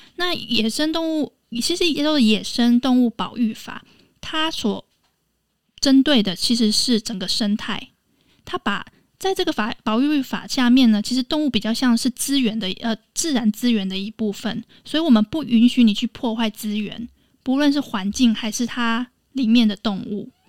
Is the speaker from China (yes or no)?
no; Taiwan; 我来自台湾